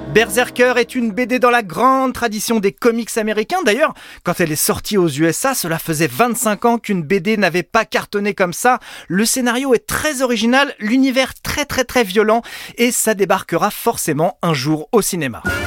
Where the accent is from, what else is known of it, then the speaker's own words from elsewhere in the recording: France; chez nous en France